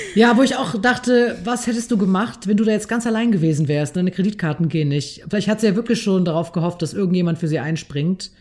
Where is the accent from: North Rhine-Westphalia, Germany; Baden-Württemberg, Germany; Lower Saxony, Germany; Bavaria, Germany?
North Rhine-Westphalia, Germany; Ich komme aus NRW